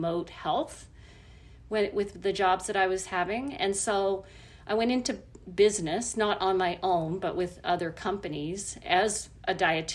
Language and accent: English; Nova Scotia, Canada; now in New Brunswick, Canada; I grew up in Nova Scotia